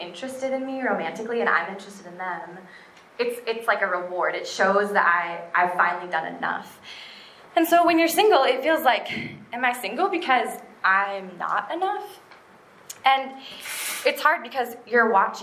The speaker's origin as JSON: {"language": "English", "town": "Minneapolis", "region": "Minnesota", "country": "United States", "said": "I am from Minneapolis."}